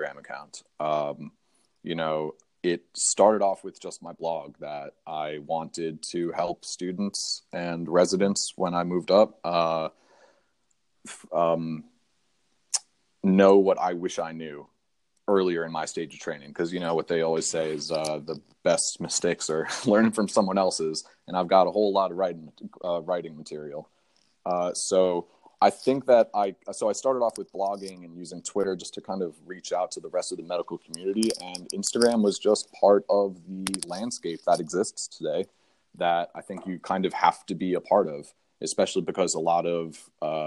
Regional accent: New Jersey, United States; moved away as an adult; also born or lived in Binghamton, New York / Brooklyn, New York; now in Philadelphia, United States; I'm originally from Jersey. My family's actually from South Africa, though

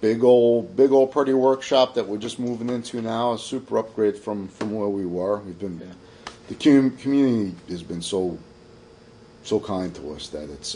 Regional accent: New York City, New York, United States; moved away; I'm from Staten Island originally

